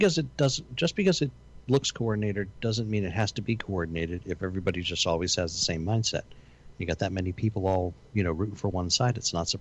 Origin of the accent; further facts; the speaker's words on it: Italy; But I'm from Italy.